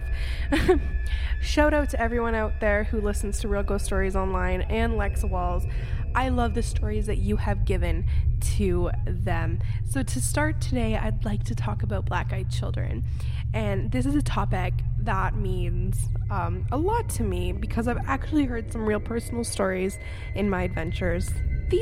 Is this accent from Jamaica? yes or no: no; Canada; I am 24 years old, and I am from Canada